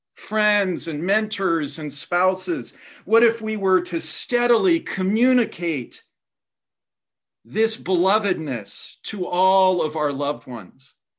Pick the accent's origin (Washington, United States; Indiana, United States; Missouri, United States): Indiana, United States; my home state of Indiana